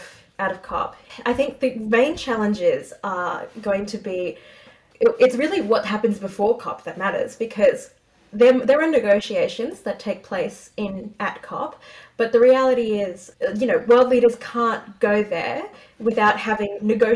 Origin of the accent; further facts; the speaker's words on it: Australia; as an Australian attending